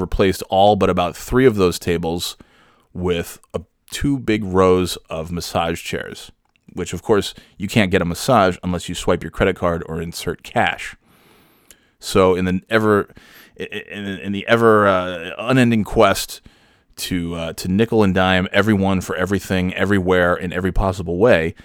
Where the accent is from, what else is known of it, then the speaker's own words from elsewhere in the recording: New York, United States; I'm from New York, so I speak the Kings